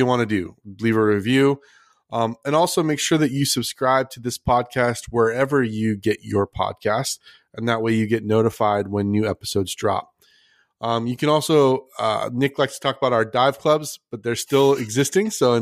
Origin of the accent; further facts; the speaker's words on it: Philippines; I'm Filipino